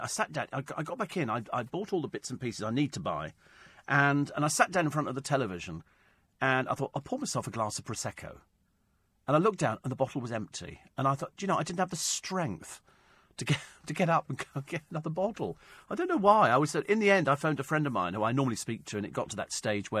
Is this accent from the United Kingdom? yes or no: yes; Headstone, London, United Kingdom; I didn't have it when I grew up in Headstone. I think it was a northern thing.